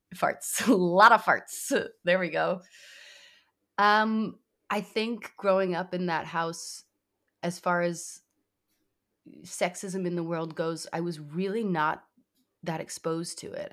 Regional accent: New York City, New York, United States; I grew up in New York City

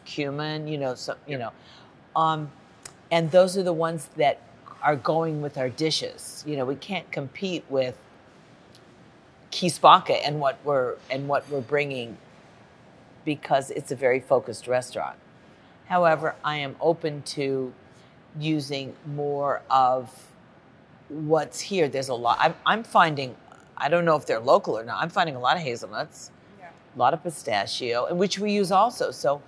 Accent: Los Angeles, California, United States; I grew up in Los Angeles, and that's where I live.

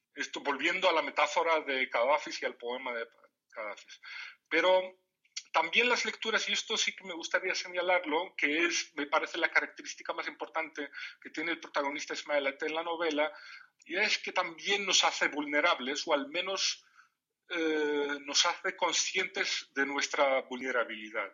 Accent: Morocco; first language Tamazight (Riffian Berber); Spanish is a second language; el amazir es mi lengua materna

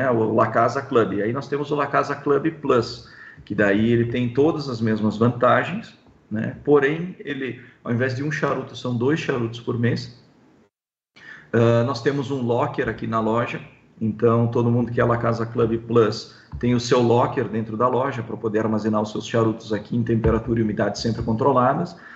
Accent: São Paulo, Brazil; ah, eu sou de São Paulo, eu sou, nós temos clientes em vários estados, né?

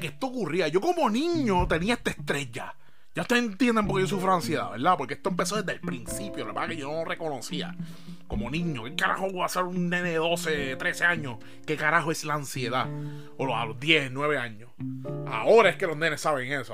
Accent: Bayamón, Puerto Rico; Yo soy de Bayamón

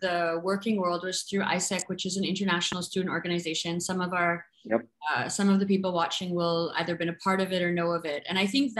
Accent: Vancouver, British Columbia, Canada; growing up in Vancouver, we had a hockey team

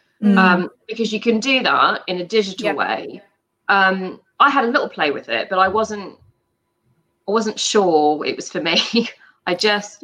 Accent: United Kingdom; also born or lived in United States; I'm actually American, but I grew up in the UK.

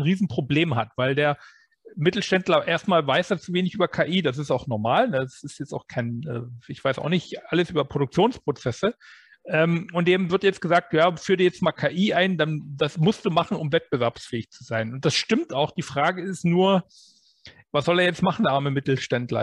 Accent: Germany

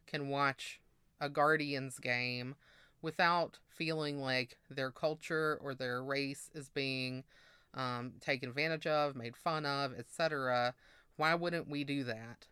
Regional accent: Mississippi, United States; moved away; also born or lived in Massachusetts; I grew up in Mississippi

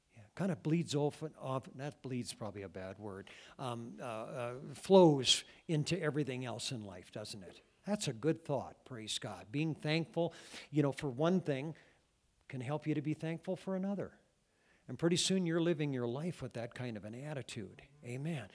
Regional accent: Cascade, Iowa, United States; my hometown, um, of Cascade when I was a kid

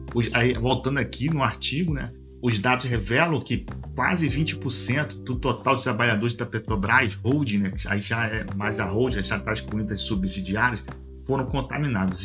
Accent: Macaé, Rio de Janeiro, Brazil; sou aqui da região do Norte Fluminense, aqui do estado do Rio de Janeiro, né, Macaé

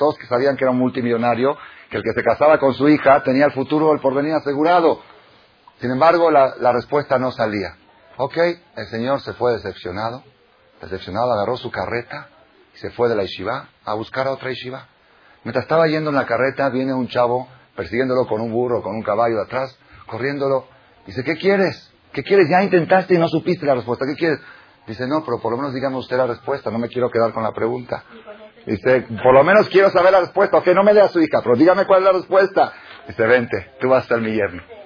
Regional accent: Buenos Aires, Argentina; moved away; En Buenos Aires, mi país natal

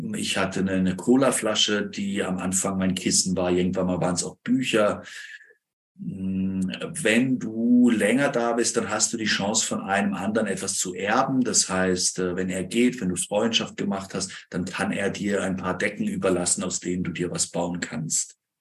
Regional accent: near Freiburg, Baden-Württemberg, Germany; Ich komme aus dem Süden Deutschlands, irgendwo bei Freiburg in der Gegend

